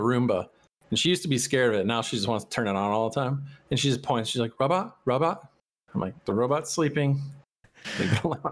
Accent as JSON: {"language": "English", "town": "Chicago", "region": "Illinois", "country": "United States", "tie": "born or raised there", "also_born_or_lived": "Arizona / San Francisco", "moved": "yes", "said": "I was raised in Chicago"}